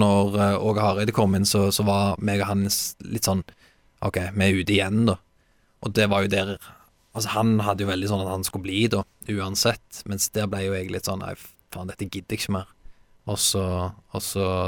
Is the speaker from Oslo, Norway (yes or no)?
no; Stavanger, Rogaland, Norway; also born or lived in Haugesund; jeg skal hjem, jeg skal spille for Viking